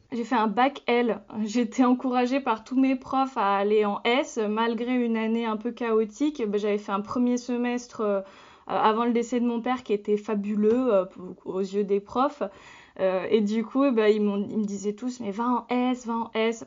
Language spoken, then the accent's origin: French; France; je suis née en France, donc je suis française